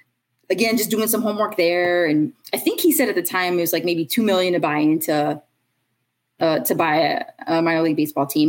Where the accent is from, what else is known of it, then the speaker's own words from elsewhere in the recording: Chicago, Illinois, United States; I'm from Chicago